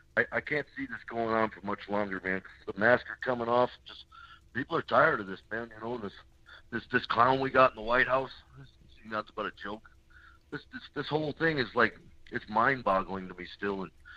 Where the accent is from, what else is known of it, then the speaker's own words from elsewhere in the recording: Arizona, United States; This is …. I'm from Marinci, Arizona.